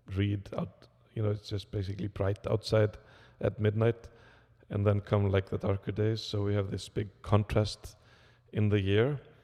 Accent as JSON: {"language": "English", "country": "Iceland", "said": "I come from Iceland"}